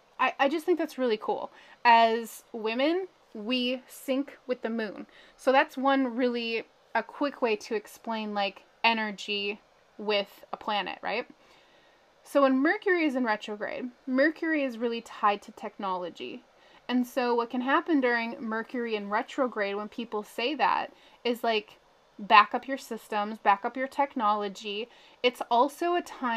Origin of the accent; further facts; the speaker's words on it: Minnesota, United States; I'm from Minnesota